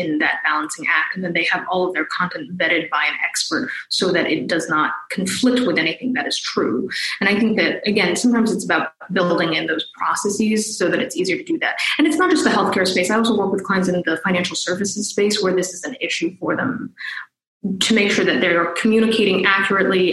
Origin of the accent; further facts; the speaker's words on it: New Jersey, United States; I grew up in New Jersey